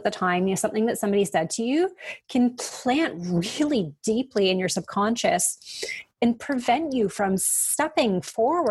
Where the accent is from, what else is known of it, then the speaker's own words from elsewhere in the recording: Canada; we're Canadian